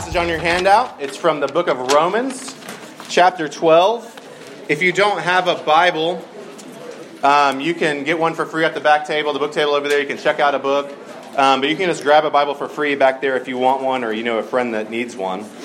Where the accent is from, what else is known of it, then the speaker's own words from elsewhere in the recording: the South, United States; I grew up in the South